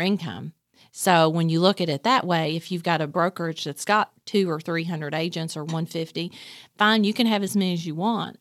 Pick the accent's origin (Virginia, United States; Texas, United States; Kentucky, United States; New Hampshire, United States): Kentucky, United States; Nicholasville; born or raised there; also born or lived in Somerset, Kentucky / Whitley County, Kentucky